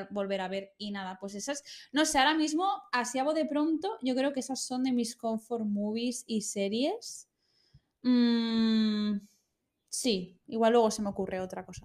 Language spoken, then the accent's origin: Spanish; Valencian Community, Spain; Como buenas valencianas que somos.